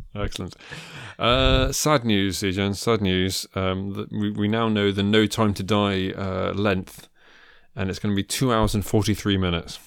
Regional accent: Midlands, United Kingdom; I grew up in the Midlands.

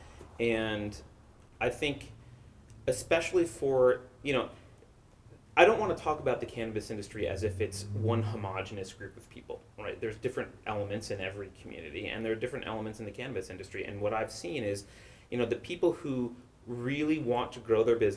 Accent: New York, United States; moved away as an adult; now in San Francisco Bay Area, United States; I'm originally from New York

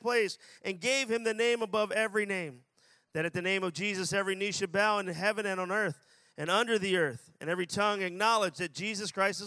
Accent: Philadelphia, Pennsylvania, United States; I'm from Philadelphia, and I pastor a church in Philadelphia

